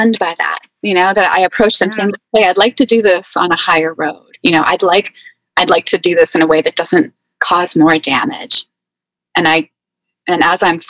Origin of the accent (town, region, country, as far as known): East Coast, United States; accent: East Coast